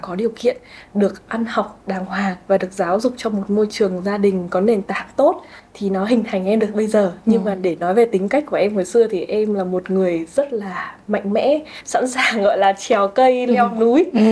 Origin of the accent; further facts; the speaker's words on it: Vietnam; mình là người à. Việt Nam